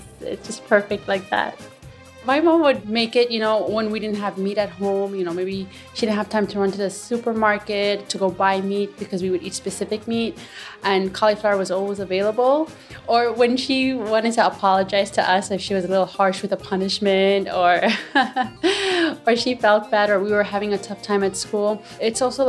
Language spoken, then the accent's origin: English; New York City, New York, United States; I am from Jackson Heights, but originally Egyptian.